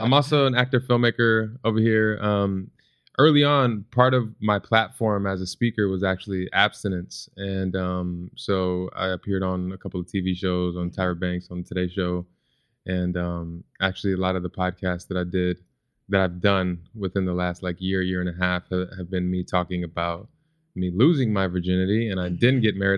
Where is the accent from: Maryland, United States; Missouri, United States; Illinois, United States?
Illinois, United States; Chicago; growing up in Chicago